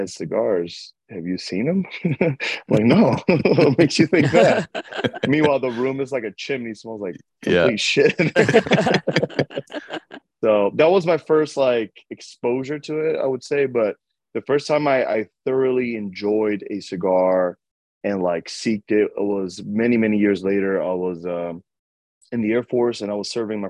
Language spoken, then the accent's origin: English; New York City, New York, United States; moved away as an adult; now in Sacramento, United States; I grew up in Washington Heights. Uptown.